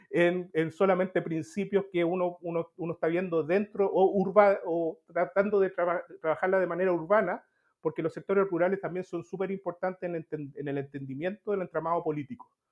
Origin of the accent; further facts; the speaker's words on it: Coquimbo, Chile; born there; also born or lived in Santiago / Temuco / Concepción; siempre Santiago para mí ha sido un accidente, ¿no? Pero nací en Coquimbo, estuve trabajando en Temuco, eh, Concepción, etc.